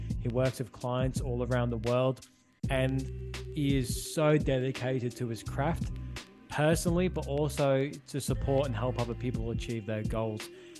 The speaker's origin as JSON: {"language": "English", "town": "Liverpool", "region": "North West England", "country": "United Kingdom", "said": "I don't sound like it, but I'm from Liverpool as well."}